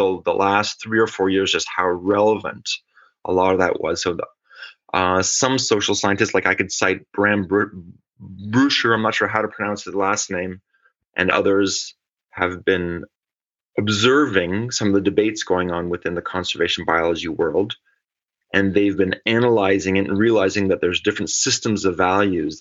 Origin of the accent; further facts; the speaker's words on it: Geneva, Switzerland; moved away; also born or lived in California, United States / Syracuse, New York, United States / Texas, United States / Rennes, France; I found myself moving back to Switzerland, to Geneva, my hometown